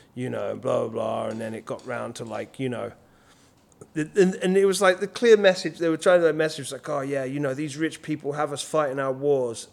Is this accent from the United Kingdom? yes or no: yes; England, United Kingdom